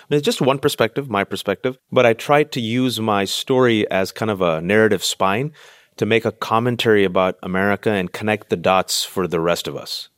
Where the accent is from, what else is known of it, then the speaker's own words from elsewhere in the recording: Bay Area, California, United States; I'm in California, born and raised in the Bay Area to Pakistani